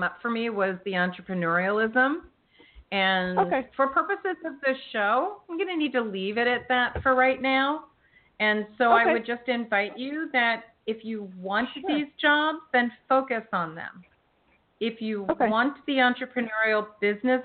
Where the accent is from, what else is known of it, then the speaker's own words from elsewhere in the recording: United States; moved away; the Philadelphia, South Jersey area, that's my stomping grounds where I grew up